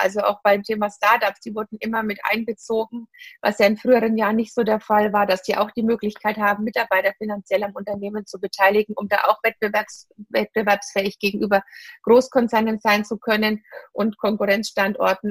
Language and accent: German; Bavaria / Franconia, Germany; Bayerin oder Fränkin